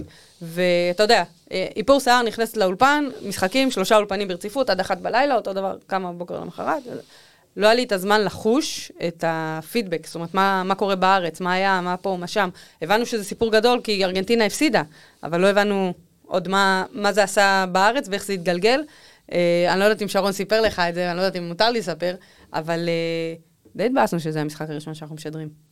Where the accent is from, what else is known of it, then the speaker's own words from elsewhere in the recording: Israel; לא הסתרתי את זה שאני מישראל, כל פעם ששאלו אמרתי אני מישראל